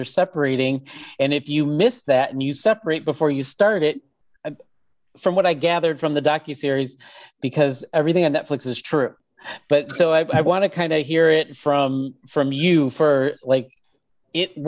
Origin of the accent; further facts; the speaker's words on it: Michigan, United States; I'm from Michigan, which we call Tropical Canada